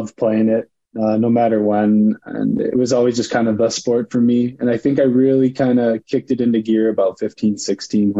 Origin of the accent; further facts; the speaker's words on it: St. Clair Shores, Michigan, United States; moved away as an adult; also born or lived in Grosse Pointe, Michigan; now in Huntsville, United States; I grew up St. Clair Shores, Michigan, Grosse Pointe, Michigan. They're right next to each other. Suburb about 20 minutes outside of Detroit.